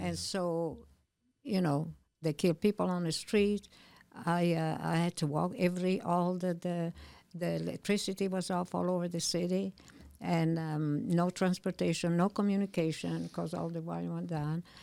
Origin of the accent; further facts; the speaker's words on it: Milan, Lombardy, Italy; English is a second language; moved away as an adult; also born or lived in New York / Illinois; now in United States; I was born in Milano, and I lived there until I left when I was nineteen